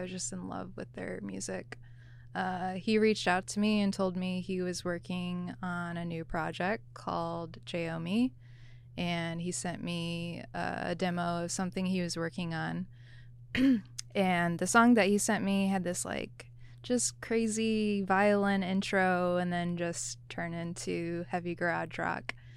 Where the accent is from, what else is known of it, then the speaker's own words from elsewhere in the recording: Michigan, United States; moved away as an adult; I grew up in Michigan, went to school in Michigan, and didn't leave until I was in the military.